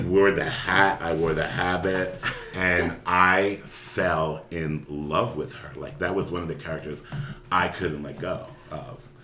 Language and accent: English; Philadelphia, Pennsylvania, United States; I grew up in Philadelphia, Pennsylvania